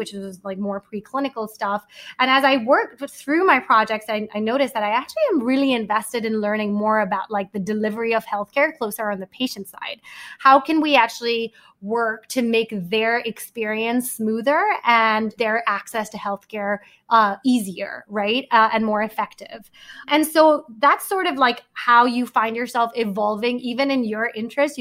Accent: Mumbai, Maharashtra, India; also born or lived in Manhattan, New York; now in New York, United States; I grew up in Bombay. I moved to Manhattan.

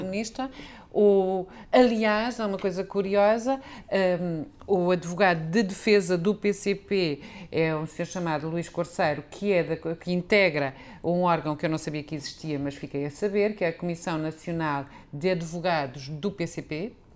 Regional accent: Lisbon, Portugal; eu sou lisboeta, vivo cá há 54 anos

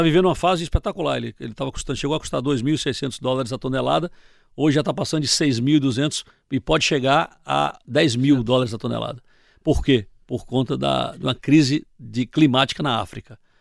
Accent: Salvador, Bahia, Brazil; moved away as an adult; eu vim de Salvador

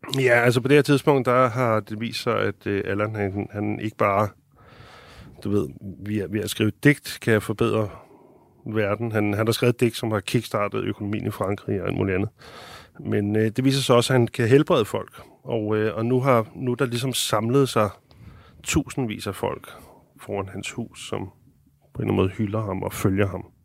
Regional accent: Denmark; som en dansker

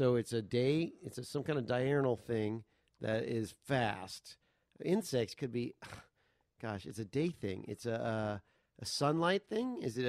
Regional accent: New Orleans, Louisiana, United States; I grew up in New Orleans

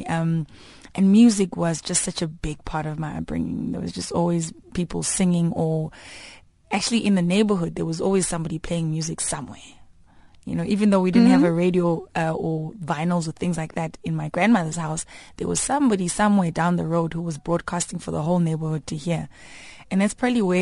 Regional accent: Daveyton, Gauteng, South Africa; from Ekurhuleni, um, Daveyton, uh, east of Johannesburg, about, what, 35 clicks from here. Um, so I had a great upbringing.

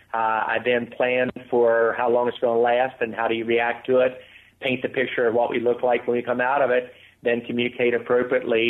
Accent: West Virginia, United States; Growing up in West Virginia

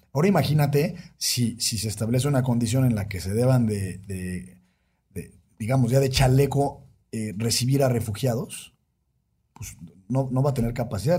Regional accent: Mexico

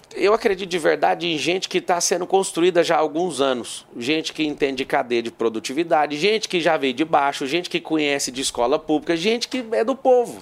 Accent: Goiás, Brazil; Eu sou goiano também

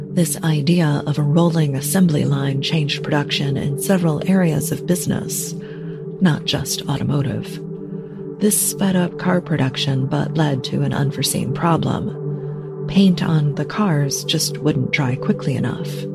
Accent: Detroit, Michigan, United States; Growing up in Metro Detroit

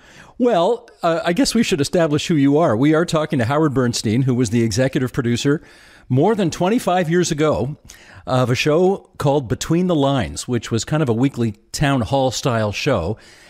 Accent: Hamilton, Ontario, Canada; a show taking place in my hometown.

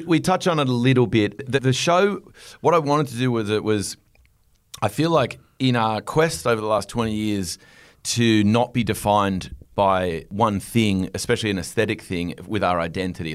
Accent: Australia; moved away as an adult; also born or lived in Los Angeles, United States; I was sitting in L A as an Australian

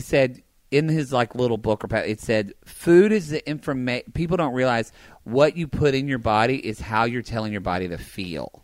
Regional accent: the South, United States; now in California, United States; growing up in the South

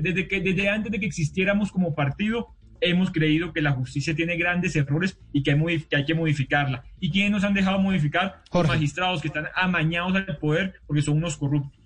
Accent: Santa Marta, Magdalena, Colombia; soy de Santa Marta, yo no soy de Nariño

